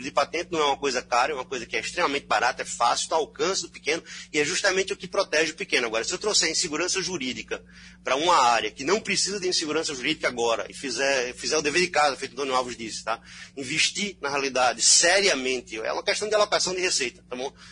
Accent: Belgium; now in Brazil; Eu sou belga também, então certo brasileiro e belga.

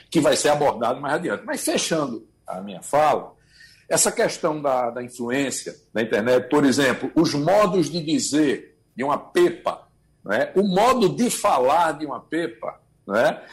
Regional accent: Pernambuco, Brazil

